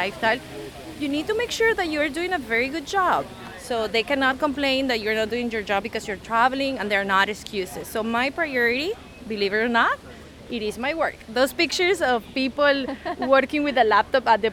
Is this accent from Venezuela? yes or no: yes; Venezuela; also born or lived in Seattle, United States; now in Lisbon, Portugal; I'm originally from Venezuela, and when I arrived to the US